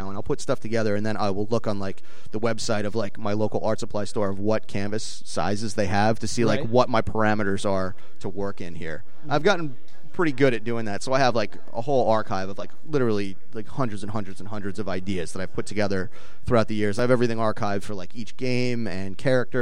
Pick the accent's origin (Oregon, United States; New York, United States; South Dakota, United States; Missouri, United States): New York, United States; New York City; I grew up in Brooklyn